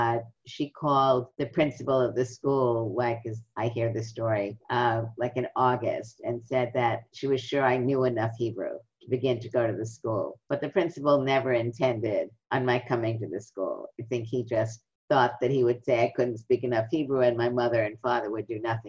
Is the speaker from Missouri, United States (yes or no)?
no; New York City, New York, United States; I grew up in Brooklyn.